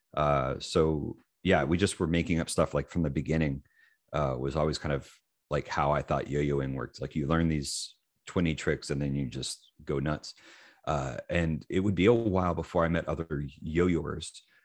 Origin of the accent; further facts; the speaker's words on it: Lewisburg, Tennessee, United States; I'm from Lewisburg, Tennessee, which is a small town in Tennessee, uh, hour south of Nashville.